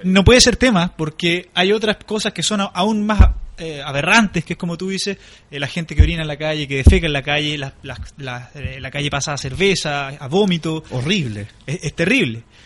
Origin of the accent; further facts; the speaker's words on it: Osorno, Los Lagos, Chile; moved away as an adult; now in Valparaíso, Chile; yo soy de Osorno